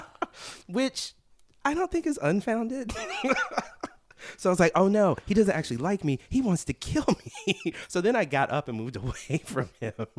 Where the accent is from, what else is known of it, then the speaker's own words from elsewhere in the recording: South Carolina, United States; moved away as an adult; now in New York, United States; I'm from South Carolina